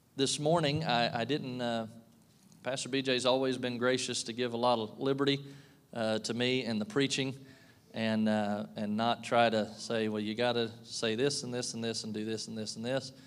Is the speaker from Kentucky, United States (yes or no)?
yes; Kentucky, United States; moved away as an adult; now in Pittsfield, United States; I'm from Kentucky